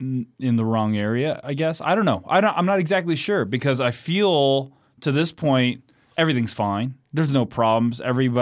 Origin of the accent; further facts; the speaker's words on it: Greeley, Colorado, United States; now in Denver, United States; We were from Greeley, Colorado.